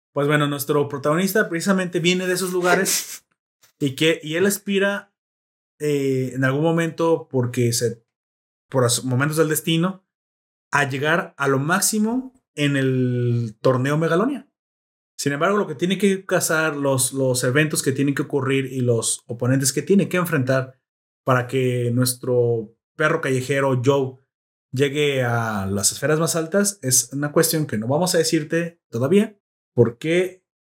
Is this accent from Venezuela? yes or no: no; Mexico